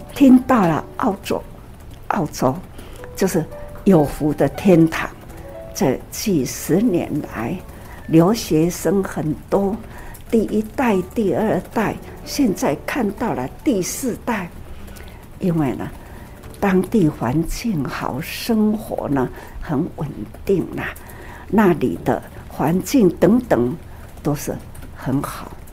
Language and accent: Chinese; Taiwan; 我们在台湾也是祖先 出来的时候，它也是移民啊